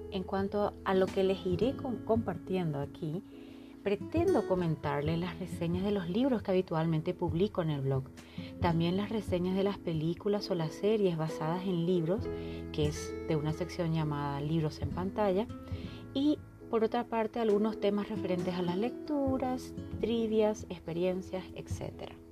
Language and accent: Spanish; Paraguay; now in Mexico; paraguaya que vive en México, así que con esa información podrán entender mi acento y las palabras que utilizo, que a estas alturas y después de tantos años ya se me mezclan.